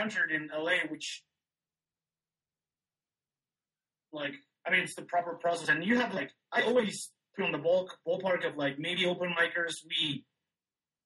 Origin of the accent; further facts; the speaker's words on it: Mexico; I was from Mexico